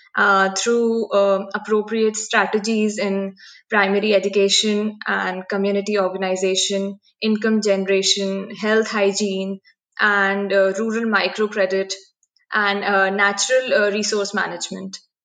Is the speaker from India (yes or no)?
yes; Bhopal, Madhya Pradesh, India; I am from Bhopal, which is the capital of Madhya Pradesh.